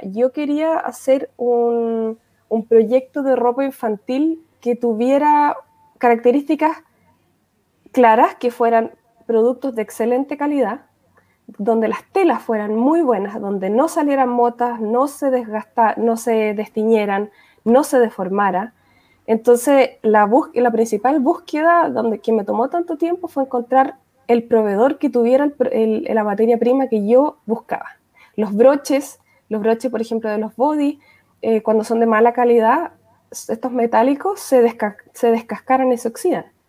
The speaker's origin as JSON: {"language": "Spanish", "town": "Valdivia", "region": "Los Ríos", "country": "Chile", "tie": "born or raised there", "moved": "yes", "lives_now": "Austria", "said": "me nací y crié en Valdivia"}